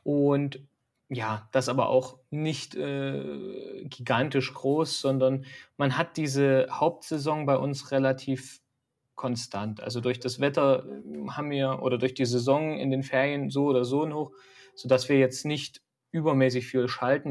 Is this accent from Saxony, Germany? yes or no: yes; Dresden, Saxony, Germany; also born or lived in Nuremberg / Altenberg; now in Hesse, Germany; ich komme eigentlich aus Dresden und bin auch über Altenberg nach, äh, nach Hessen gekommen